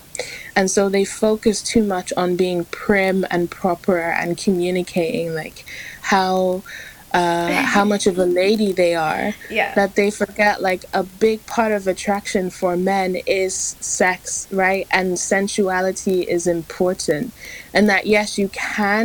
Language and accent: English; England, United Kingdom; I'm from England